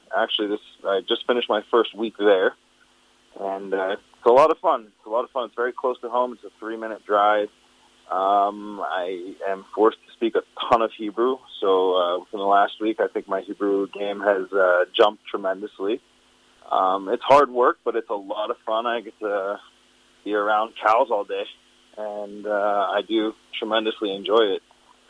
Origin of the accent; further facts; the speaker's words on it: United States; moved away as an adult; now in Israel; as an American